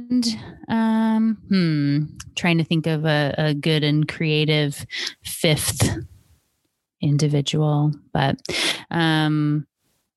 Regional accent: Seattle, Washington, United States; you can tell I'm from Washington State, right? I'm from Seattle.

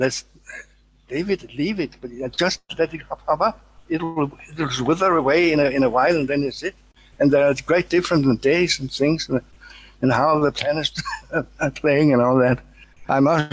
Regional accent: Denmark; I'm from Denmark. I am from Denmark.

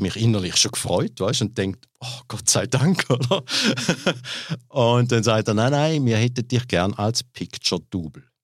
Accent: Glarus, Switzerland; Erst dann auf Glarus dann äh, geschäftsmäßig gezogen und da bin ich auch geboren in der Schweiz

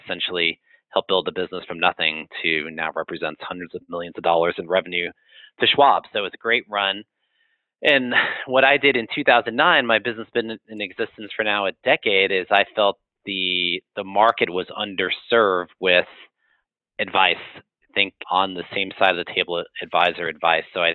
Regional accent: New York, United States; moved away as an adult; I am from New York.

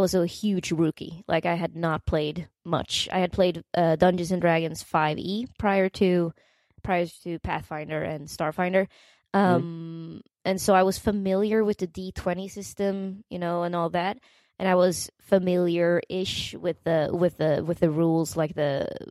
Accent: Uppsala, Uppsala County, Sweden; English is a second language; moved away as an adult; now in New York City, United States; I was born and raised in Uppsala, the student town of Uppsala

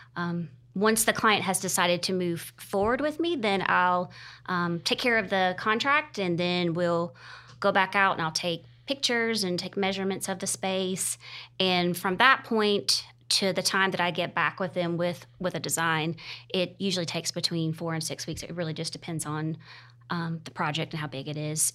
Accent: Greer, South Carolina, United States; also born or lived in Charleston, South Carolina; I am originally from Greer and moved back to the area about seven years ago after living in Charleston for fourteen years

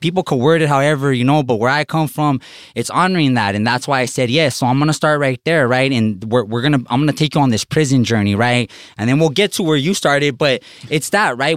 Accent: Los Angeles, California, United States; growing up in East Los Angeles

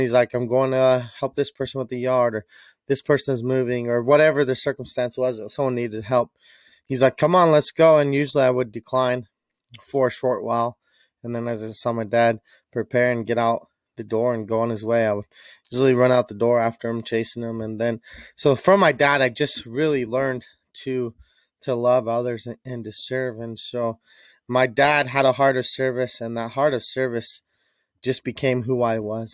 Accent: Utah, United States; I was raised in Utah as a kid

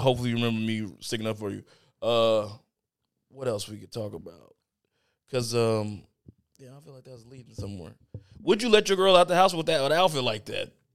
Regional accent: Chicago, Illinois, United States; I'm from Chicago

